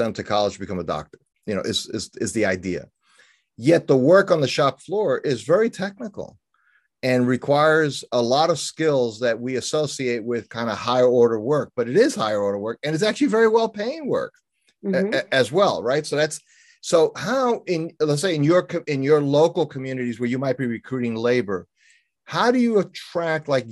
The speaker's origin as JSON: {"language": "English", "town": "New York City", "region": "New York", "country": "United States", "tie": "born or raised there", "moved": "yes", "said": "I grew up in New York City, you know, born and raised, lived there over the first half of my life"}